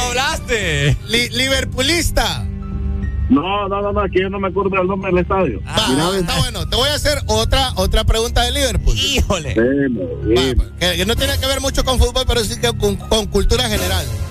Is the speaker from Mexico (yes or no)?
no; Honduras; como los hondureños. O sea, yo estoy incluido en ello.